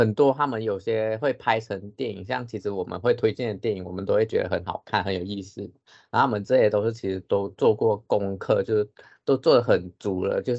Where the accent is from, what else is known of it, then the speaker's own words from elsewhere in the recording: Taiwan; born there; 毕竟因为文化差异嘛，像我们现在生在台湾，虽然我们都是华人，可是有一些还是会不一样。